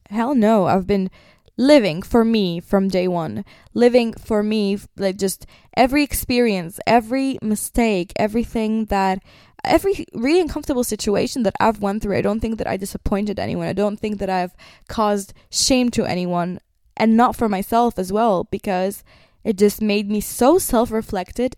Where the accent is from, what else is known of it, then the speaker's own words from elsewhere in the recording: Nazareth, Northern District, Israel; I was born in Nazareth. That means I grew up with two religions